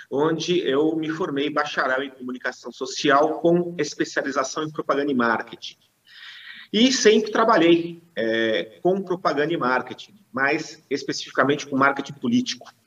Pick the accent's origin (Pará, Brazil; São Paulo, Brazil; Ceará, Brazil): São Paulo, Brazil; eu sou natural de São Paulo.